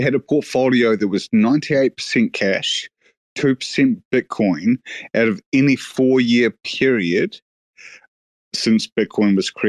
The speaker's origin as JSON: {"language": "English", "country": "New Zealand", "said": "I'm from New Zealand"}